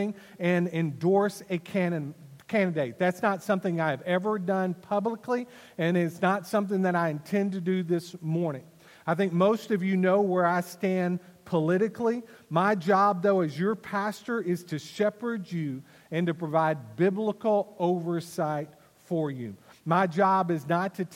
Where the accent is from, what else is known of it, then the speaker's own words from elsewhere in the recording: Wylie, Texas, United States; I was born on December the 28th, 1972, in Wiley, Texas